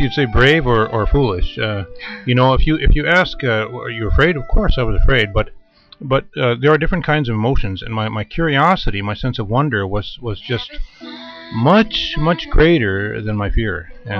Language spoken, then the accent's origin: English; northern Japan, Japan; English is a second language; also born or lived in Tokyo, Japan; I'm from the country of Japan. I was born in Tokyo, but I grew up in the northern part of Japan.